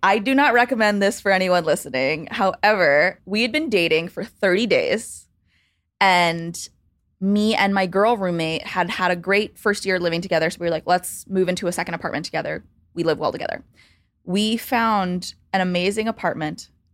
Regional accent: suburbs of Baltimore, Maryland, United States; moved away as an adult; also born or lived in Chicago; now in New York, United States; I grew up in the suburbs of Baltimore, D C, in Maryland

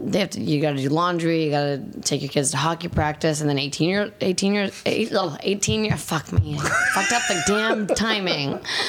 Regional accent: Bulgaria; accent: Bulgarian; English is a second language; moved away; I just immigrated from Bulgaria.

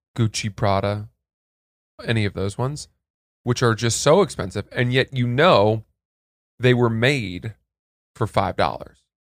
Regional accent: New England, United States; I'm from New England

